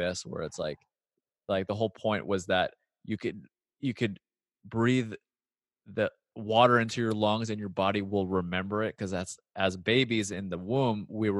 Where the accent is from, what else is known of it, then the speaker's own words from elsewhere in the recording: San Fernando Valley, California, United States; I've had my own experience being a mixed guy moving about, growing up in San Fernando Valley.